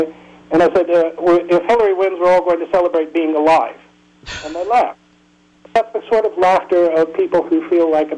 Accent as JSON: {"language": "English", "country": "United States", "moved": "yes", "lives_now": "Peterborough, United Kingdom", "said": "As an American living in England"}